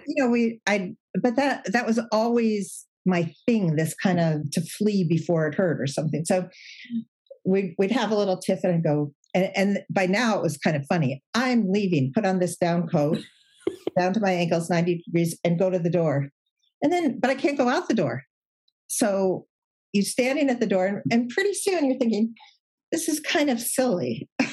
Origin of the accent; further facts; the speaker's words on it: Chicago, Illinois, United States; moved away as an adult; now in California, United States; I'm from Chicago, but now we we're in California